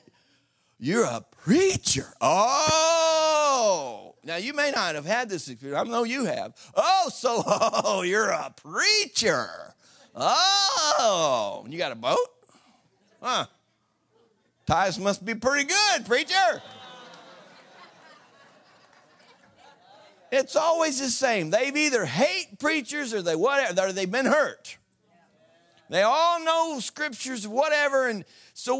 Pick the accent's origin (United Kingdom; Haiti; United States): United States; Southeast Missouri; I'm from Southeast Missouri. You can't get more redneck than that.